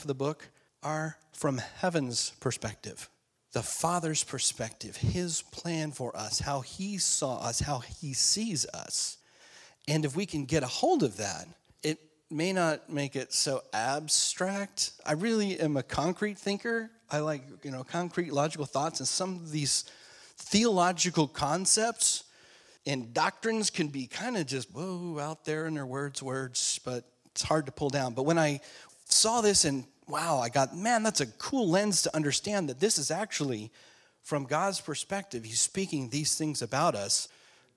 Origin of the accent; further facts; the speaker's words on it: Alaska, United States; I grew up in Alaska